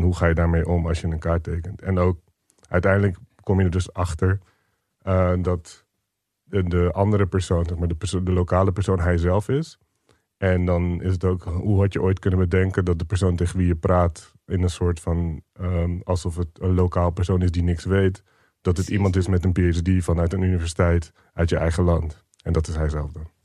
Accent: Rotterdam, South Holland, Netherlands; also born or lived in Barendrecht; het staat op mijn paspoort als waar ik geboren ben. Volgens mij klopt dat. Eh, ik ben er ook redelijk opgegroeid. We hebben er de eerste tien jaar gewoond

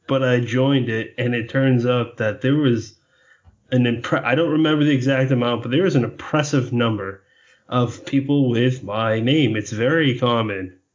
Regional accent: Massachusetts, United States; I'm from Massachusetts

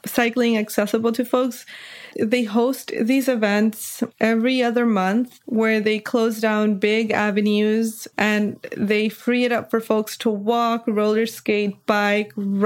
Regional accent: Los Angeles, California, United States; I do love my hometown.

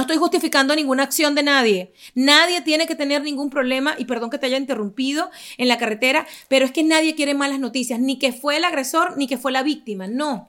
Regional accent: Caracas, Capital District, Venezuela; moved away as an adult; now in United States; Yo vengo de Caracas, ya les digo, venezolana

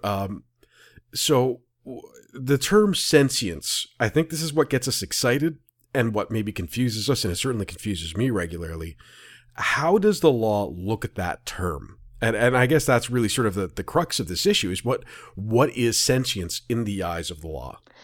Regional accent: Ontario, Canada; I'm from Ontario

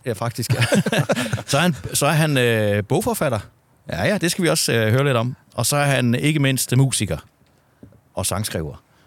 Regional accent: Southern Jutland, Southern Denmark, Denmark; jeg kommer ned fra Sønderjylland

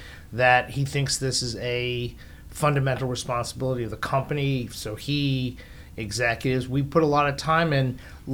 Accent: Great Neck, New York, United States; moved away as an adult; also born or lived in Bronx, New York / Washington, D.C.; So I grew up in New York, born in the Bronx. Grew up mostly out on Long Island in a town called Great Neck.

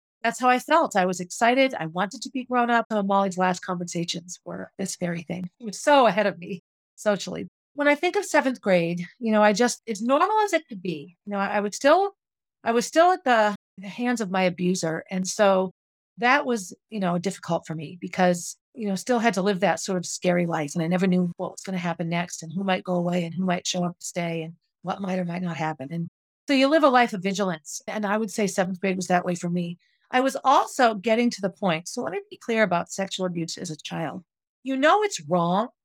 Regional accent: Concord, New Hampshire, United States; I grew up on Essex Street in Concord.

